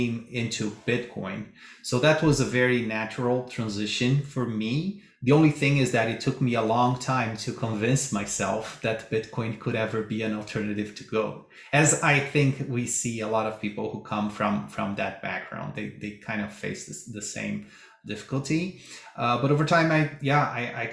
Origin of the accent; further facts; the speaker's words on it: Brazil; moved away; I'm originally from Brazil